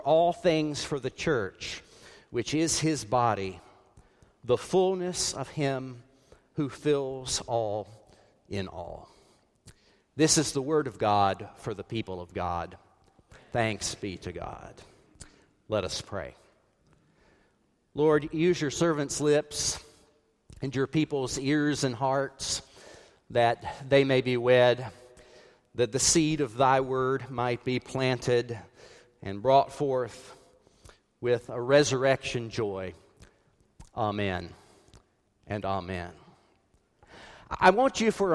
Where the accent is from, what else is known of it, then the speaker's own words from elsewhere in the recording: South Carolina, United States; When I grew up in South Carolina